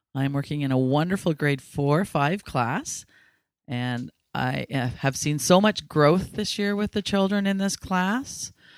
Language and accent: English; Ladner, British Columbia, Canada; I was born and raised in Ladner, and I grew up on a farm that's been in my family for over 100 years